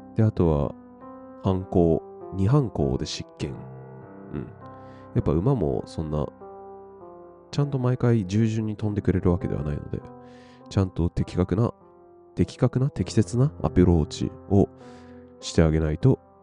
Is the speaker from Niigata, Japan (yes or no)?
no; Funabashi, Chiba, Japan; also born or lived in Shiki, Saitama; 高校までは千葉県船橋市でずっとそ生まれ育って